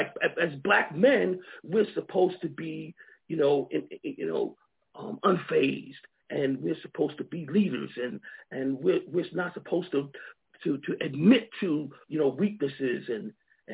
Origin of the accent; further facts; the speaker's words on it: Long Island, New York, United States; moved away as an adult; also born or lived in Georgia / Akron, Ohio; now in Alabama, United States; I grew up in New York, Long Island, New York, you know, and so I came to Alabama really as a student in college